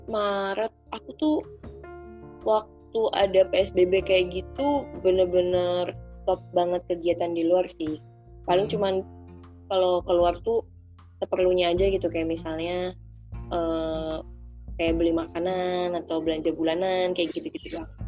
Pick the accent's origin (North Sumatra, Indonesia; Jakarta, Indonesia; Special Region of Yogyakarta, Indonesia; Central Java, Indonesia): Special Region of Yogyakarta, Indonesia; Sleman; Hmm, asli kok aku asli Jogja, asli Sleman.